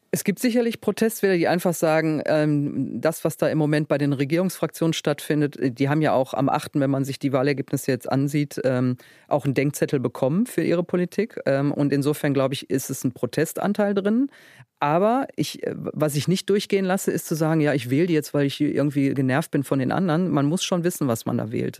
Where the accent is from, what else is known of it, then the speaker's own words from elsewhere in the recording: Duisburg, North Rhine-Westphalia, Germany; Ich komme aus dem Ruhrgebiet